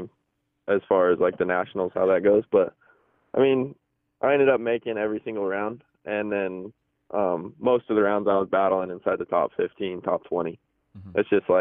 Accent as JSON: {"language": "English", "town": "Boise", "region": "Idaho", "country": "United States", "tie": "born or raised there", "said": "I'm from Boise, Idaho"}